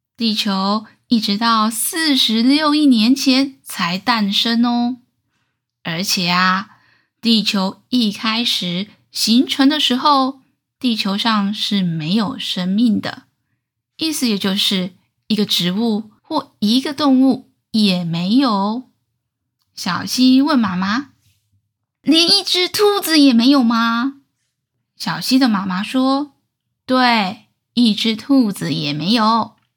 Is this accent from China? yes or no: no; Taichung, Taiwan; 小时候住在台中，科学博物馆是阿姨校外教学的回忆。